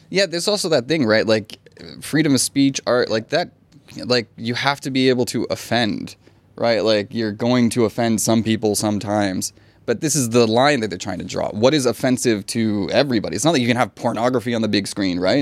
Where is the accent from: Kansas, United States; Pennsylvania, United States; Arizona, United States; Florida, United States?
Florida, United States; now in Thailand; I'm from Florida